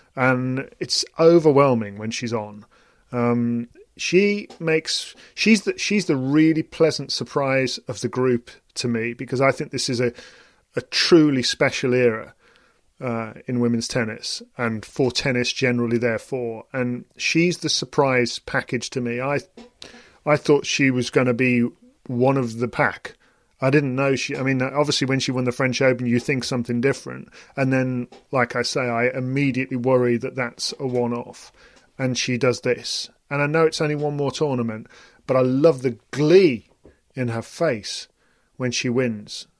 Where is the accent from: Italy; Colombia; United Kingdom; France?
United Kingdom; as a British person